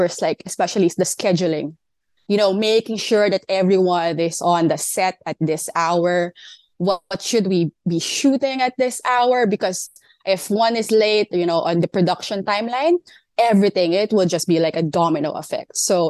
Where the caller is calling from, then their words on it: Manila, Metro Manila, Philippines; I'm calling in from Manila, Philippines.